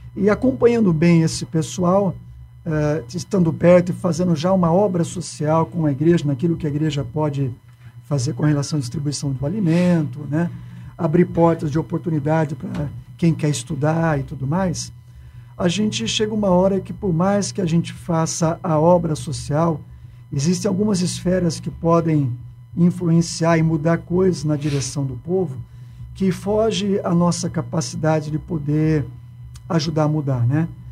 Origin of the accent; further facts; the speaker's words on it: Campinas, São Paulo, Brazil; moved away as an adult; now in Ribeirão Preto, Brazil; eu sou de Campinas